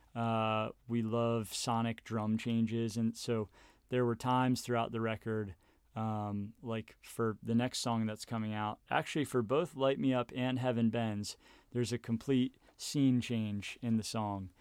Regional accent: Baltimore, Maryland, United States; moved away as an adult; now in Harrisonburg, United States; I grew up in Baltimore, Maryland

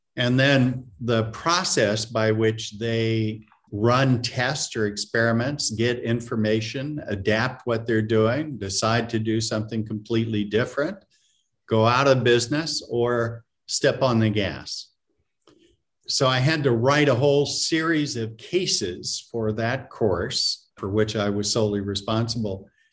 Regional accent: Florida, United States; moved away as an adult; also born or lived in Massachusetts; I grew up in Florida.

